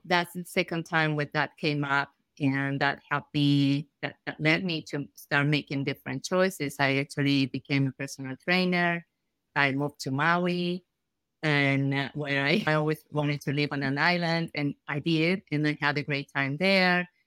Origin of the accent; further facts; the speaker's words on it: Argentina; moved away as an adult; now in United States; I'm from Argentina.